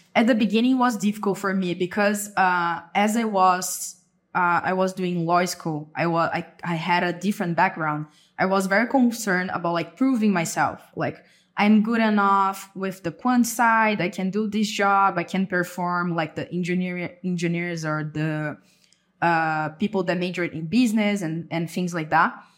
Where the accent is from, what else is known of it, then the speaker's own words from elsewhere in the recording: Avaré, São Paulo, Brazil; moved away as an adult; now in São Paulo, Brazil; I'm from Brazil. I was born and raised in Avaré, a city in the countryside. Currently, I live in São Paulo